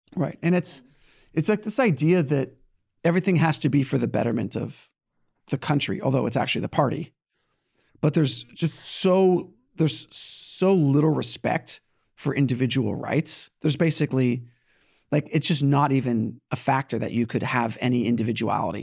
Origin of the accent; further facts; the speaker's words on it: California, United States; now in New York, United States; I was born in California, and now I live in New York